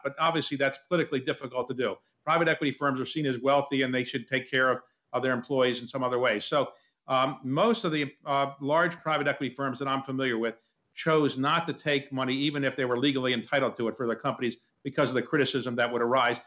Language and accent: English; Baltimore, Maryland, United States; When I grew up in Baltimore, a blue collar family